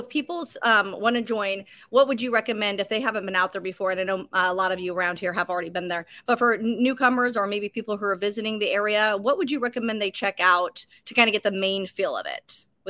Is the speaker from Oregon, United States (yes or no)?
yes; Roseburg, Oregon, United States; I'm from Roseburg.